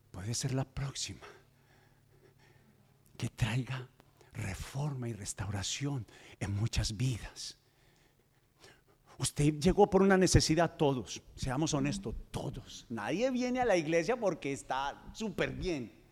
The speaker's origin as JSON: {"language": "Spanish", "region": "Antioquia", "country": "Colombia", "said": "Yo soy paisa. Lo que pasa es que tengo un problema en mi lengua."}